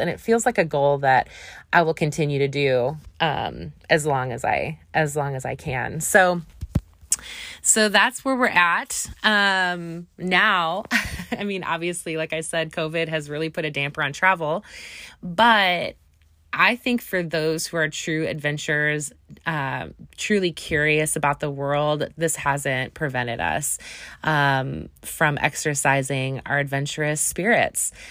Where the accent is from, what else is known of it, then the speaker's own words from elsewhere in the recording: Wisconsin, United States; I grew up in Wisconsin